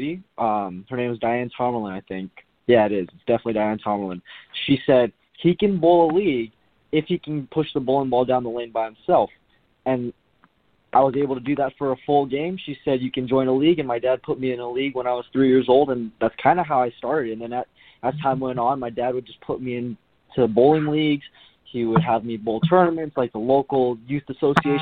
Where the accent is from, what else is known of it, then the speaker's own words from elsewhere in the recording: Southern California, United States; ever since I was little, we grew up in SoCal.